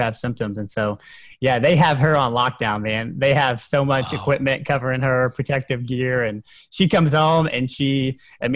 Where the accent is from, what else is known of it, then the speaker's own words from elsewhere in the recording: Honey Grove, Texas, United States; moved away as an adult; also born or lived in Denton, Texas; now in East Lansing, United States; I'm from a small town in East Texas called Honey Grove, Texas, about 1,000 people. Grew up with 5 siblings